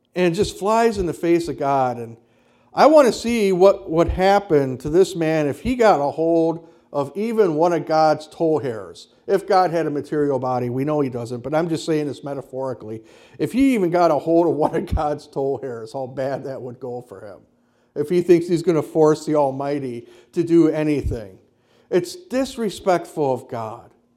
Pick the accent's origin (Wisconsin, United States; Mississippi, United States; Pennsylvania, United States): Wisconsin, United States; Kenosha; I grew up in the Lutheran church on the south side of Kenosha